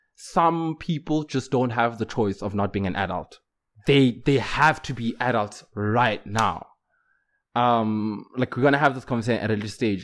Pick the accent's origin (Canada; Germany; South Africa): South Africa; Johannesburg, Gauteng; moved away; I'm from Joburg, so I could, even to this day, if life doesn't work out, I can still go back home